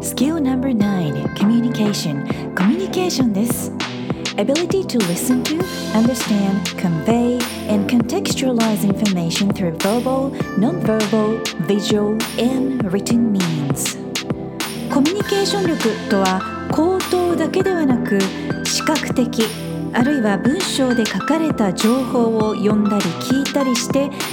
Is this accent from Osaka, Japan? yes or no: no; Fukuoka, Japan; moved away; 私の出身地の福岡